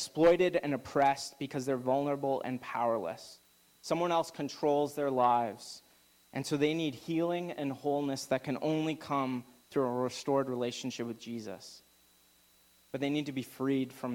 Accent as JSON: {"language": "English", "region": "Alberta", "country": "Canada", "moved": "yes", "lives_now": "Okanagan, Canada", "said": "I'm from Alberta"}